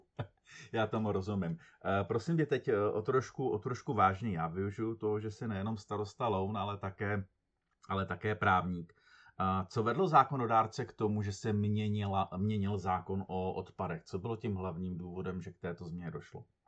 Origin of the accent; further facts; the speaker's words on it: Teplice, Ústí nad Labem Region, Czechia; jsem z Teplic